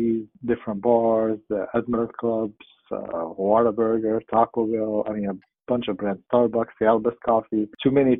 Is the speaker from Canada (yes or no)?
no; Cairo, Cairo Governorate, Egypt; moved away as an adult; also born or lived in Dubai, United Arab Emirates; now in United States; I'm originally from Cairo, Egypt, and born and raised, and went to school there.